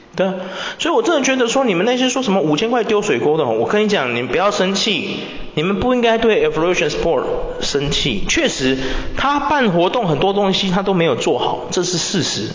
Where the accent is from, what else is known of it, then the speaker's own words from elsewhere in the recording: Taiwan; 身为一个台湾人